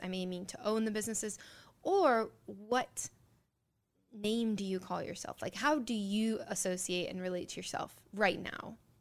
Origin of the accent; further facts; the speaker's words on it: Ohio, United States; born in Ohio